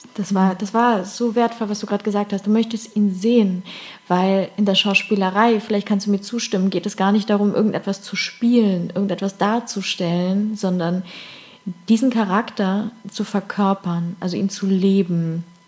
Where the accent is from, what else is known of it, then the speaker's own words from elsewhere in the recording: Cologne, North Rhine-Westphalia, Germany; moved away; in Köln, endlich mal wieder in meiner Heimat